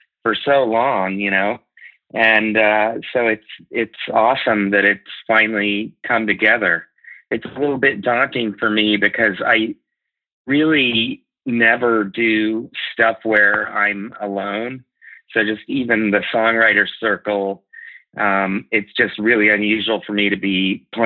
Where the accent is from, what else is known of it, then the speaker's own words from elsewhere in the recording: Lincoln, Nebraska, United States; moved away as an adult; also born or lived in Athens, Georgia / New York; now in Omaha, United States; I grew up in Lincoln, which is about an hour away to the kind of west, southwest.